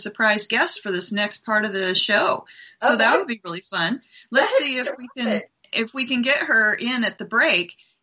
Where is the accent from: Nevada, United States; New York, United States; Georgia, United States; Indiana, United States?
Nevada, United States; Las Vegas; now in Montana, United States; I live in Montana, drive long distances, but when I drive down to my hometown in Vegas